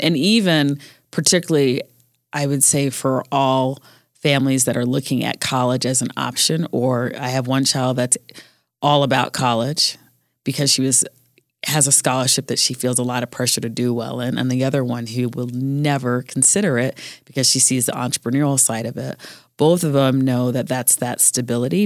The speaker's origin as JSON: {"language": "English", "country": "Jamaica", "also_born_or_lived": "Colorado", "said": "I'm Jamaican"}